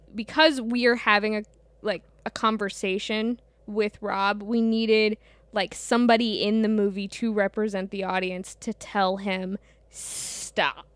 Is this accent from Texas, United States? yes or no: no; St. Louis, Missouri, United States; I grew up in the Midwest.